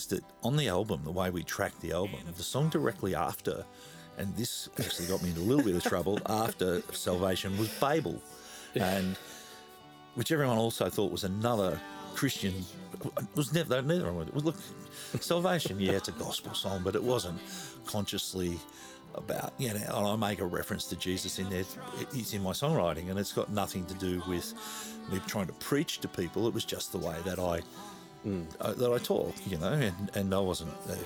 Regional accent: Australia; accent: Australian; my Australian accent

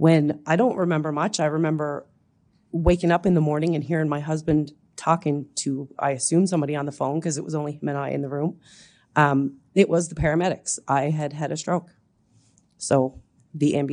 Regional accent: Newfoundland and Labrador, Canada; now in Head of Jeddore, Canada; I'm originally from Newfoundland. I live now in Head of Jador.

